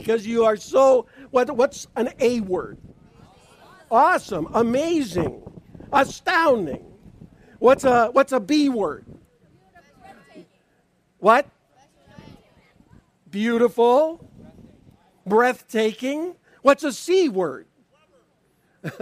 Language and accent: English; Niagara Falls, Ontario, Canada; also born or lived in Spring Arbor, Michigan / Washington State; now in Davison, United States; I grew up in Niagara Falls, Ontario, Canada